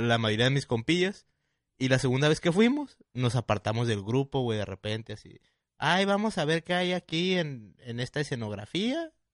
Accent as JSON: {"language": "Spanish", "town": "Tijuana", "region": "Baja California", "country": "Mexico", "said": "nosotros que somos de aquí de Tijuana"}